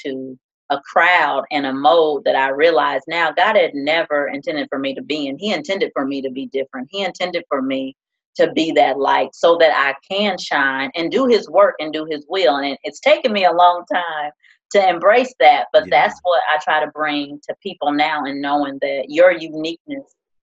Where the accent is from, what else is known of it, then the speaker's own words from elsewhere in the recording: Decatur, Illinois, United States; born and raised in Central Illinois, Decatur, Illinois, to be exact.